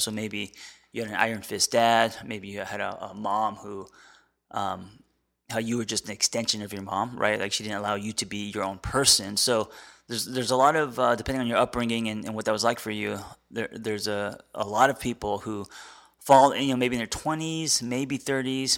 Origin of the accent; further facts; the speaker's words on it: United States; as an American